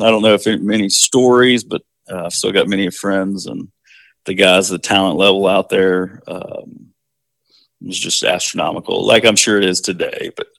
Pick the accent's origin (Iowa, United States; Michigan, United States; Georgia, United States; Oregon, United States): Georgia, United States; Augusta; also born or lived in Statesboro, Georgia; now in Belden, United States; I grew up in Augusta, Georgia for until I was in sixth grade, essentially.